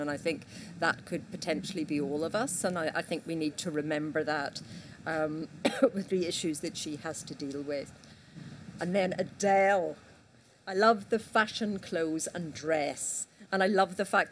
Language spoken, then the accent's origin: English; Northern Ireland, United Kingdom; accent: Northern Irish; my Northern Irish accent